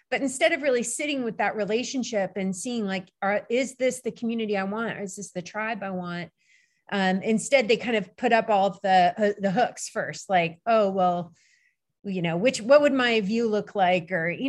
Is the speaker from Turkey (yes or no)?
yes; Turkey; because I grew up in Turkey going to the Kapalı Çarşı in Istanbul.